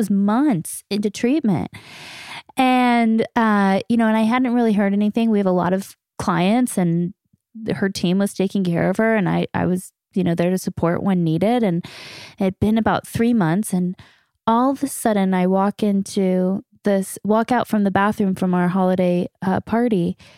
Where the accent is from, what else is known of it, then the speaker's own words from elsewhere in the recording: Canada; we're two knuckleheads from Canada